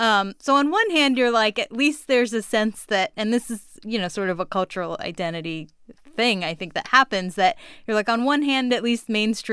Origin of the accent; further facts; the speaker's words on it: Orange County, California, United States; moved away as an adult; now in Washington, D.C., United States; I was born and raised in Orange County, California, and now live in Washington, D.C. And my mom is from Bombay, not Mumbai, because she doesn't call it that. And my dad is from Delhi.